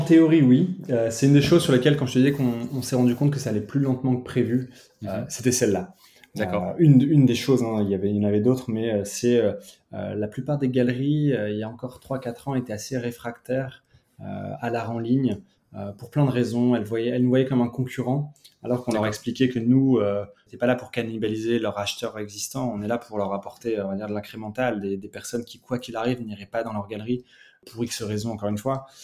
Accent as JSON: {"language": "French", "area": "Picardy", "region": "Hauts-de-France", "country": "France", "said": "je viens de Picardie"}